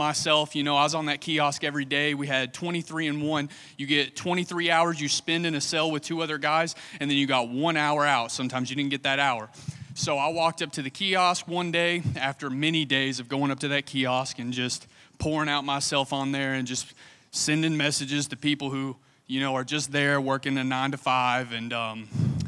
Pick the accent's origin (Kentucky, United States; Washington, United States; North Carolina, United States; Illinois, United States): Kentucky, United States; Somerset; moved away as an adult; now in Lakeland, United States; I'm from Kentucky